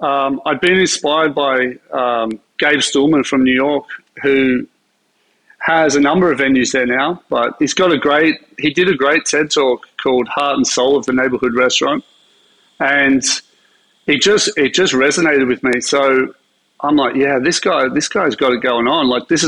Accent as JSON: {"language": "English", "town": "Sydney", "region": "New South Wales", "country": "Australia", "tie": "born or raised there", "said": "Well, I'm a Sydney boy. I was born in Sydney."}